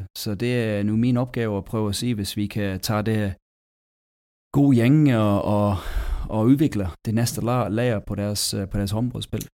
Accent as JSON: {"language": "Danish", "region": "England", "country": "United Kingdom", "also_born_or_lived": "Denmark", "second_language": "Danish", "moved": "as an adult", "said": "Altså jeg kommer fra England"}